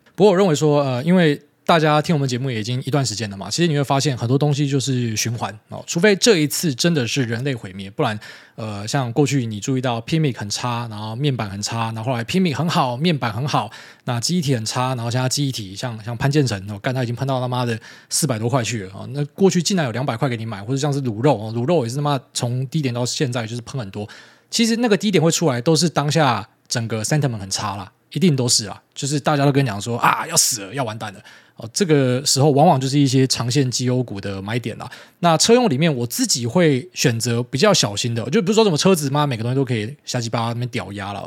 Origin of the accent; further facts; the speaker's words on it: Miaoli County, Taiwan; 我是苗栗人加客家人